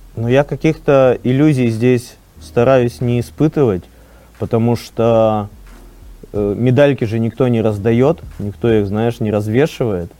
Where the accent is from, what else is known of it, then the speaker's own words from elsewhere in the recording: Arkhangelsk, Arkhangelsk Oblast, Russia; я из Архангельска